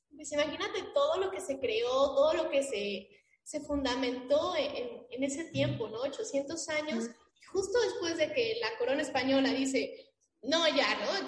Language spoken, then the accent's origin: Spanish; Mexico; saber quiénes somos como mexicanos